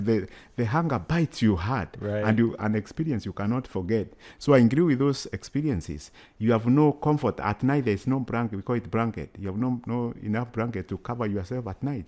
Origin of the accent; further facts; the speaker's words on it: Kenya; moved away as an adult; now in United States; I come from Kenya